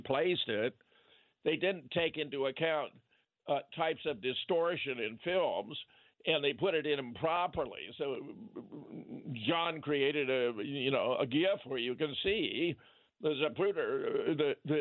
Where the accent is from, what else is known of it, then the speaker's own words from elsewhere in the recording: Pasadena, California, United States; I was born in Pasadena